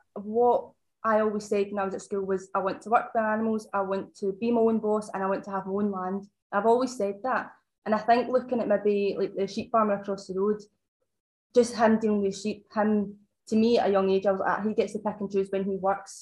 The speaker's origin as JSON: {"language": "English", "town": "Muirkirk", "region": "Scotland", "country": "United Kingdom", "tie": "born or raised there", "said": "I'm 29 and I'm from Ayrshire"}